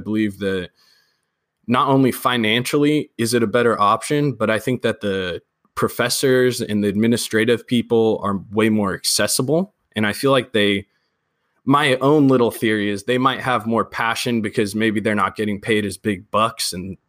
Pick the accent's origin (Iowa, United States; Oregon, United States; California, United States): California, United States; Sacramento; I'm from Sacramento. I'm in the Citrus Heights area, which is a very, very beautiful Providence area of Sacramento